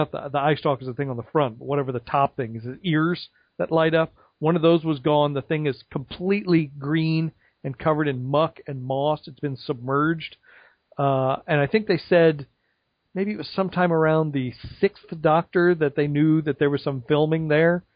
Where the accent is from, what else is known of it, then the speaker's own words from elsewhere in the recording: Oklahoma, United States; moved away; I am from Oklahoma. I grew up there my whole life.